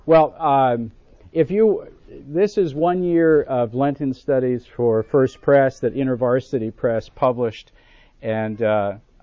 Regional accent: Buffalo, New York, United States; I grew up in Buffalo, New York

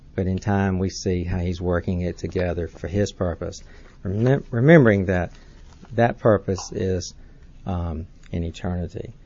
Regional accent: Atlanta, Georgia, United States; I grew up in Atlanta, I learned to drive in Atlanta.

